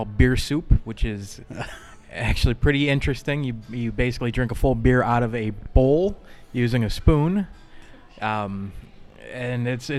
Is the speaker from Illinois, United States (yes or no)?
yes; Chicago, Illinois, United States; I'm from Chicago.